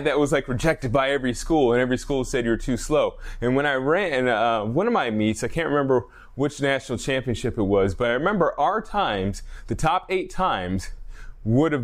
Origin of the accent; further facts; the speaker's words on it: Alaska, United States; I'm a guy from Alaska